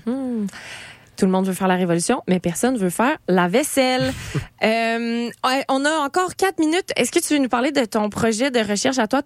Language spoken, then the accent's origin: French; Eastern Townships, Quebec, Canada; je viens des cantons de l'Est